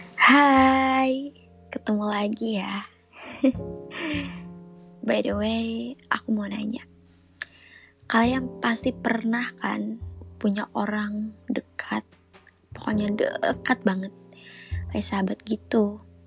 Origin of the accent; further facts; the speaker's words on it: a regency in Central Kalimantan, Indonesia; moved away as an adult; now in Palangkaraya, Indonesia; aku sendiri bukan asli situ. Aku sendiri dari kabupaten. Kabupaten di Kalimantan Tengah